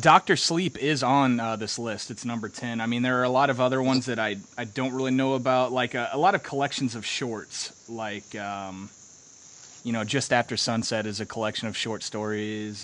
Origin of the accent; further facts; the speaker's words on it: Illinois, United States; my hometown in Illinois. It was okay. Basically, you know, I, I grew up in a small town